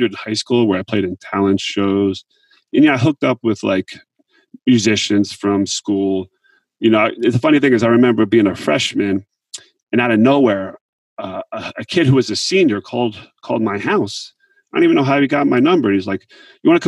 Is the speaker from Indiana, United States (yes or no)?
no; Montville, New Jersey, United States; I grew up in Montville, New Jersey, and that's Morris County.